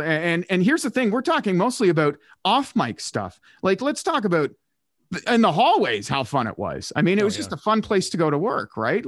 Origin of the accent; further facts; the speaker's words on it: Canada; now in Hamilton, Canada; my hometown as an example, small town of like 4,000 people, but it's slowly being transformed into a bedroom community for Ottawa.